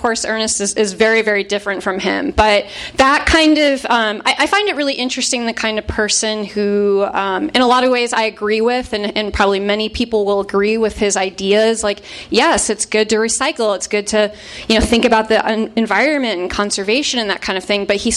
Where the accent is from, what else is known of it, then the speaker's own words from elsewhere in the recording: Chicago suburbs, Illinois, United States; I grew up in the Chicago suburbs in the 90s.